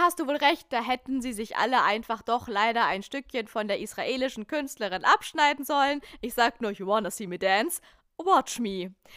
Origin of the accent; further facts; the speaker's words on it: Lake Constance area, Germany; now in Berlin, Germany; wir sind einfach Kinder aus dem Dreiländereck.